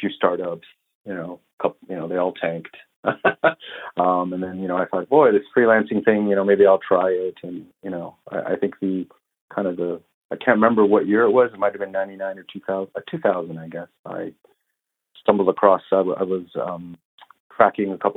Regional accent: Vancouver, British Columbia, Canada; moved away as an adult; also born or lived in Toronto; I grew up on the West Coast in Vancouver, and then moved over to Toronto in about 2000

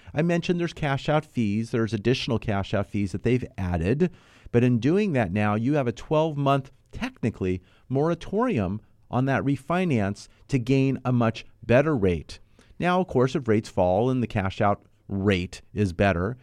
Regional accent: Los Angeles, California, United States; I grew up here in the Southern California. I grew up in the San Fernando Valley in North Hollywood area

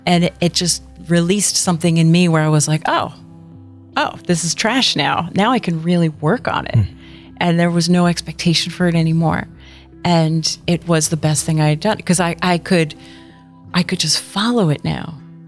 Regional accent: New Jersey, United States; I grew up in New Jersey. I'm the youngest of eight.

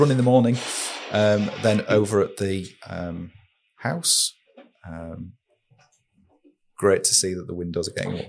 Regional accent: Saltburn-by-the-Sea, North East England, United Kingdom; growing up in Saltburn, uh, we lived in Emerald Street

